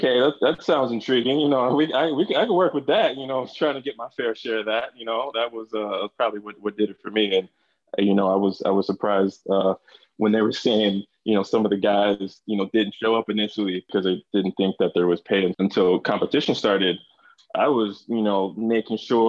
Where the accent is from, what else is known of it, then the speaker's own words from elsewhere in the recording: Northern Virginia, United States; moved away as an adult; now in Miami, United States; I'm from Northern Virginia, raised there. And, you know, I'm not native to Miami